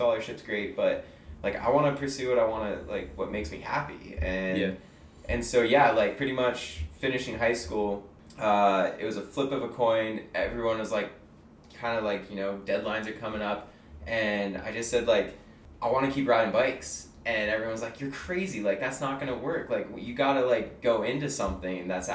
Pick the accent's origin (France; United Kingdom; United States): United States; Lander, Wyoming; moved away as an adult; also born or lived in Canada; growing up in Lander